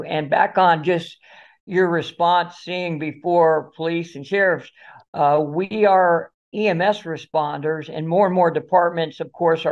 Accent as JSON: {"language": "English", "region": "South Florida", "country": "United States", "tie": "born or raised there", "said": "I was born and raised here in South Florida"}